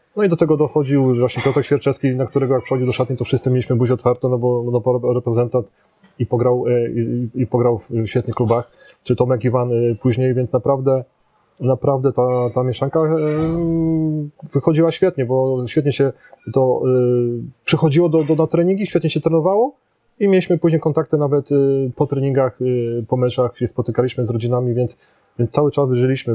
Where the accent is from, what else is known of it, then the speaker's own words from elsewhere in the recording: Poznań, Greater Poland, Poland; ja jestem poznaniakiem